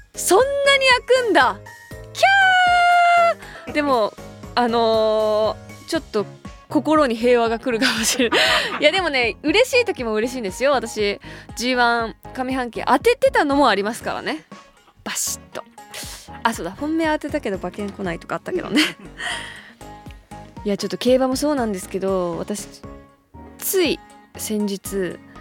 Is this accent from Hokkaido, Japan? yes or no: yes; Hokkaido, Japan; now in Tokyo, Japan; 東京に住んで十年以上。まあ、十年、十 一年ぐらいか。北海道いないんで